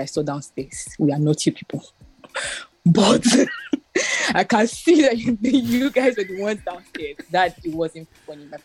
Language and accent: English; Lagos, Nigeria; we grew up in Surulere in Agoda